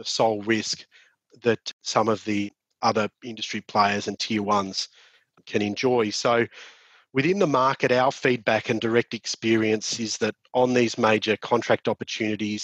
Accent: Victoria, Australia; my home state of Victoria

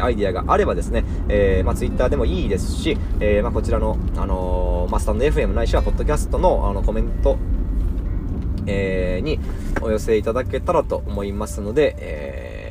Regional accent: Imabari, Ehime, Japan; 私の地元、今治市、愛媛県今治市

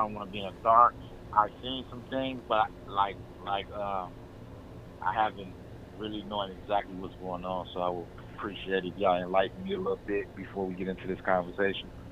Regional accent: Chicago, Illinois, United States; I'm from Chicago, Illinois.

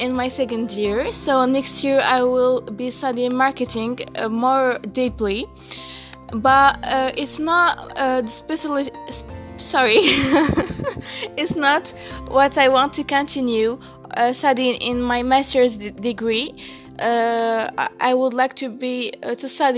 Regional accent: Marrakesh, Marrakesh-Safi, Morocco; We are from Morocco, and I am from Marrakesh, my origin.

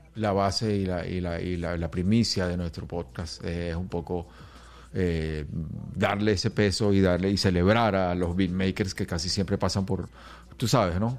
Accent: Venezuela; now in Los Angeles, United States; Yo soy un venezolano, yo soy un venezolano rapero que ya tiene tiempo aquí en Los Ángeles

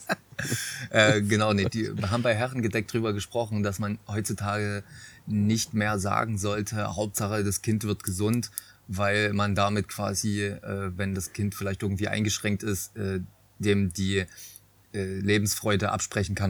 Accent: Nünchritz, Saxony, Germany; ich komme ja wie gesagt vom Dorf ähm, bei, also ich komme aus Nünchritz, bei Riesa

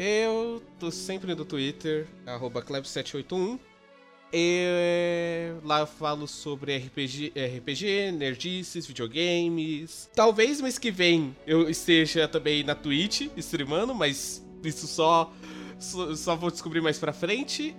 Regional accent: São Paulo, Brazil; eu, como paulista

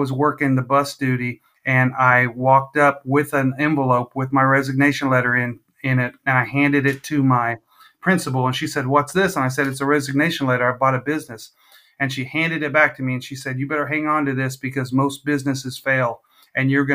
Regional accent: Visalia, California, United States; now in Missouri, United States; I'm from California originally, the Valley

